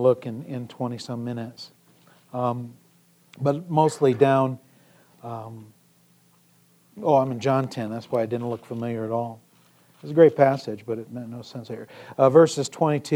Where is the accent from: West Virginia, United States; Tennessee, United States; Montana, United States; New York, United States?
Montana, United States; Emigrant; also born or lived in Sheridan, Montana / Garrett, Indiana / Siloam Springs, Arkansas; I was born in Sheridan, Montana, and lived actually in this area as well when I was this high